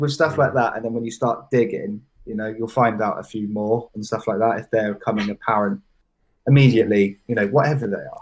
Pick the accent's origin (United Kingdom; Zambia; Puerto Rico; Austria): United Kingdom; Bath, Bristol area, South West England; also born or lived in Truro, Cornwall / Essex; now in Bristol, United Kingdom; I moved from Cornwall when I was about four or five, so I've been okay. Bath, Bristol area my whole life